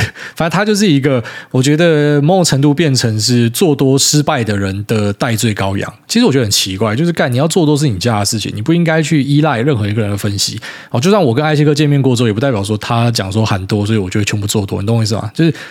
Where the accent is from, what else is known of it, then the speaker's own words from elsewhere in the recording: Miaoli County, Taiwan; now in Taipei, Taiwan; 我本来是苗栗人嘛，我跑来台北大台北地区当都市人之后